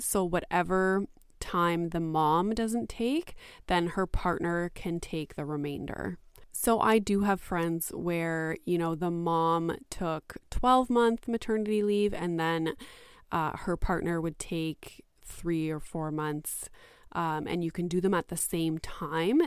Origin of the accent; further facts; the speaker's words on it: Canada; I am Canadian, and in Canada